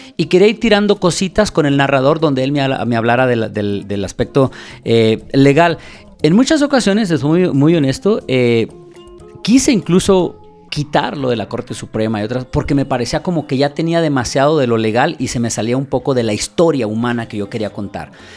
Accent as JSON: {"language": "Spanish", "country": "Mexico", "moved": "yes", "lives_now": "New York, United States", "said": "yo soy un mexicano que radico en Estados Unidos"}